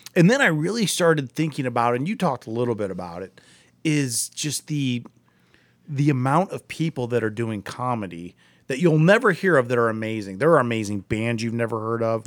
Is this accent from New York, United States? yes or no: no; Akron, Ohio, United States; I'm from Akron.